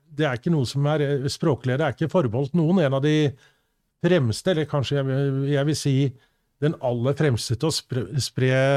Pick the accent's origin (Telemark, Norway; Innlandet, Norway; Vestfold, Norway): Vestfold, Norway; Sandefjord; I Sandefjord hjembyen min